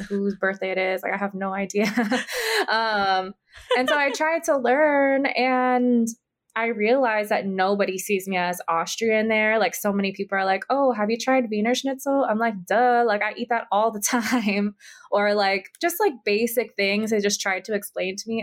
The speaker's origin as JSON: {"language": "English", "region": "Big Island of Hawaii", "country": "United States", "tie": "born or raised there", "also_born_or_lived": "Oahu, Hawaii", "said": "I was raised on the Big Island of Hawaii or Hawaii Island"}